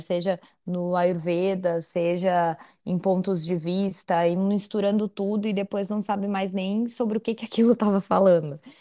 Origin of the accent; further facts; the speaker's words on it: Florianópolis, Santa Catarina, Brazil; eu sou de Santa Catarina, sou de Floripa